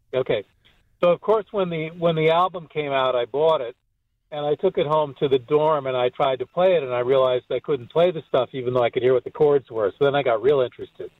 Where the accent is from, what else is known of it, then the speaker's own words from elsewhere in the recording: outside Hartford, Connecticut, United States; I'm from Hartford, and I grew up in a little town outside of Hartford. I mean, I was born in Hartford